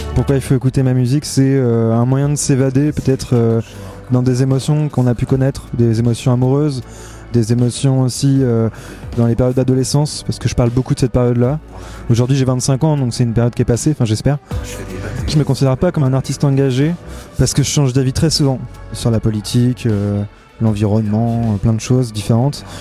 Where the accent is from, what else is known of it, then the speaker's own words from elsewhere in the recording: La Roche-sur-Yon, Pays de la Loire, France; j'ai grandi à La Roche-sur-Yon